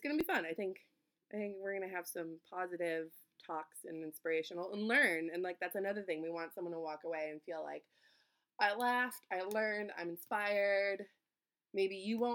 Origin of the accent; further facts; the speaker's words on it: East Coast, United States; now in Minnesota, United States; we're nice, but we're also very direct because we're from the East Coast